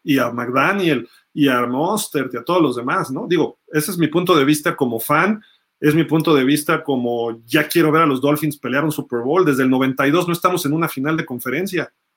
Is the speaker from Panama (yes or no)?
no; Mexico; soy mexicano